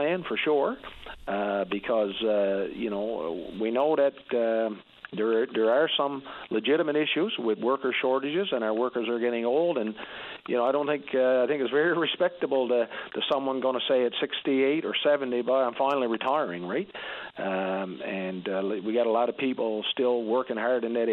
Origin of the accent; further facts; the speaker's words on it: Labrador Straits, Newfoundland and Labrador, Canada; moved away; I'm from the Labrador Straits area